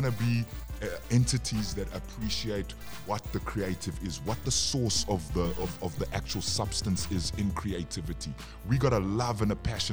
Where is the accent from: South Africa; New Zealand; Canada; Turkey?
South Africa; also born or lived in Zambia; I'm South African, and I'm Zambian, but I'm South African